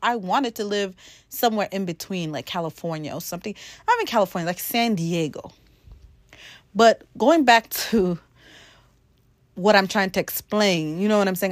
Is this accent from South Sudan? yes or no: yes; South Sudan; now in Maine, United States; my background being as I'm from Africa, from South Sudan, coming from one of the hottest country in the world